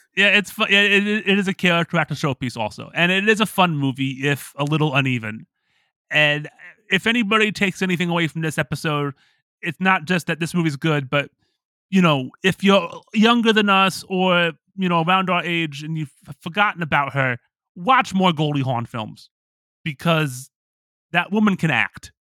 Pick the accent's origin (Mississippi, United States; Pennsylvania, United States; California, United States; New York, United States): Pennsylvania, United States; Pittsburgh; moved away; I lived in Pittsburgh